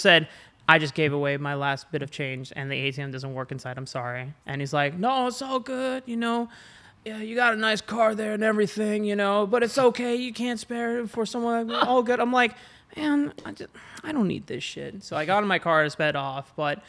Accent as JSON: {"language": "English", "country": "Canada", "said": "I don't give a shit. I'm Canadian."}